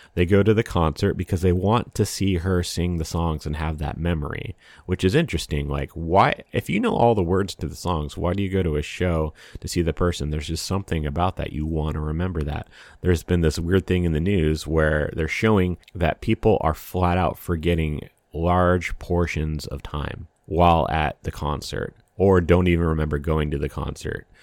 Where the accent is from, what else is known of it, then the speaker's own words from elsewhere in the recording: Washington, United States; I grew up in Washington State